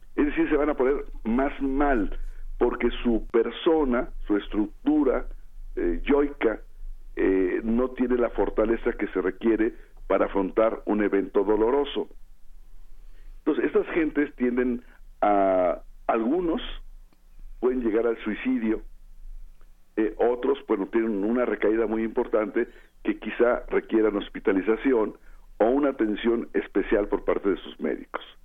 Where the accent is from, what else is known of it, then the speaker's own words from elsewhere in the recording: Mexico; soy mexicano